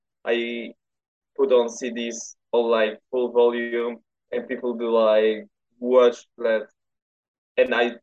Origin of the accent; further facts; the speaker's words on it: Poland; I'm from Poland.